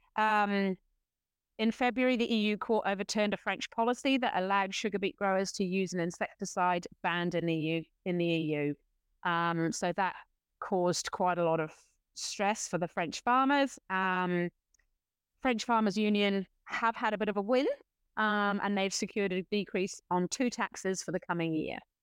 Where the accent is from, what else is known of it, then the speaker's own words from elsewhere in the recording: United Kingdom; now in New Zealand; as a Brit who lived close to France